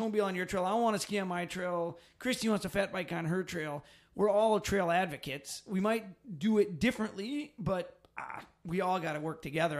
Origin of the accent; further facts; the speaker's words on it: Phillips, Wisconsin, United States; moved away as an adult; was originally from Phillips